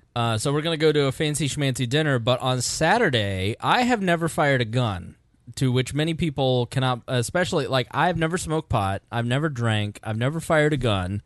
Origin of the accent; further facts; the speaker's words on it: Plainfield, Indiana, United States; I grew up in Plainfield, Indiana